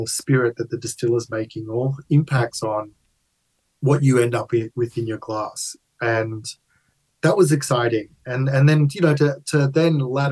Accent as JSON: {"language": "English", "town": "Melbourne", "region": "Victoria", "country": "Australia", "tie": "born or raised there", "said": "I was born and bred in Melbourne, Australia, my parents immigrated from Italy."}